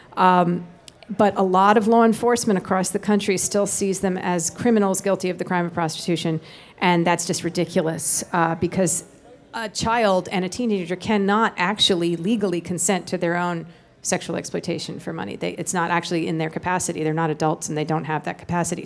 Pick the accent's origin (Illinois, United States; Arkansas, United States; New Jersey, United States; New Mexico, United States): New Jersey, United States; Tenafly; also born or lived in Manhattan, New York; We grew up in Tenafly, New Jersey